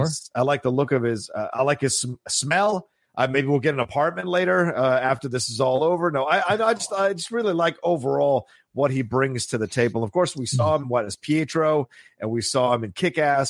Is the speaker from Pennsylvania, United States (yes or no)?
yes; Philadelphia, Pennsylvania, United States; I was born in Philly. I was raised in Philly, but I was born in Philly